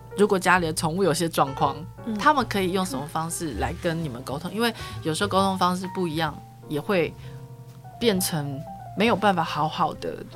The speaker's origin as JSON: {"language": "Chinese", "country": "Taiwan", "said": "我还是身为台湾人"}